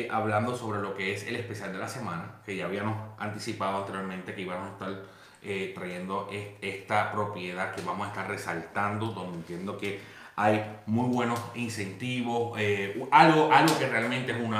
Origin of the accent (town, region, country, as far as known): Puerto Rico; moved away